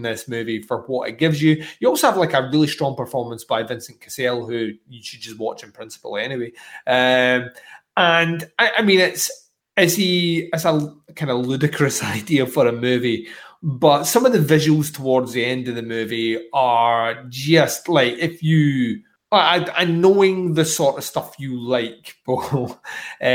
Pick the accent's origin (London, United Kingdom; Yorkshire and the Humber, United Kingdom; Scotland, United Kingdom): Scotland, United Kingdom; as a Scotsman